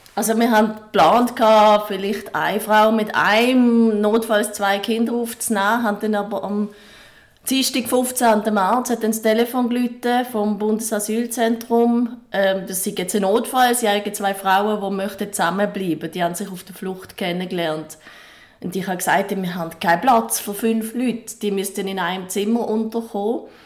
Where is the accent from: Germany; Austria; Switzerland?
Switzerland; bei uns in der Schweiz